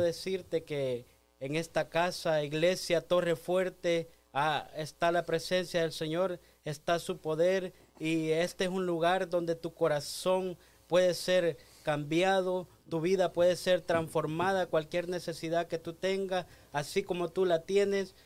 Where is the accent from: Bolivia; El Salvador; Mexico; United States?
El Salvador; yo soy del Salvador